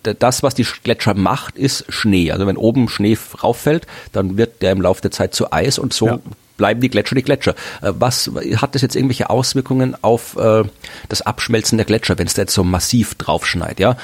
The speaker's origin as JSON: {"language": "German", "country": "Austria", "said": "das machen wir Österreicher"}